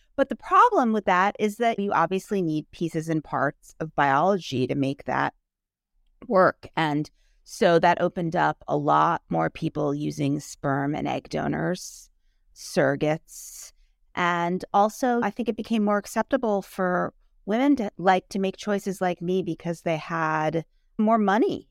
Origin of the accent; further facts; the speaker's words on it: New York City, New York, United States; I grew up in New York City.